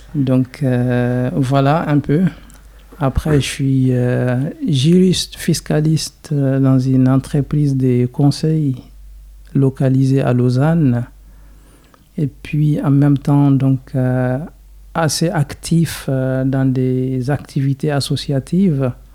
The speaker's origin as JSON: {"language": "French", "town": "Zinder", "region": "Zinder Region", "country": "Niger", "tie": "born or raised there", "also_born_or_lived": "Egypt", "second_language": "French", "moved": "as an adult", "lives_now": "Switzerland", "said": "je suis né au Niger, dans une ville qui s'appelle euh, Zinder. C'est encore la deuxième grande ville"}